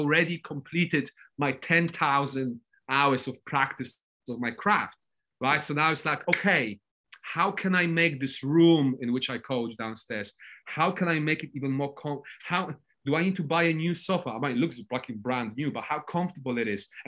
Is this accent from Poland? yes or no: yes; Poland; I'm not English, I'm Polish